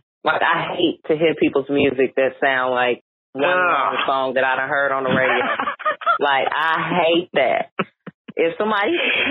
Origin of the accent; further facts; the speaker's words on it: Chicago, Illinois, United States; Everywhere I go, they going to know I'm from Chicago.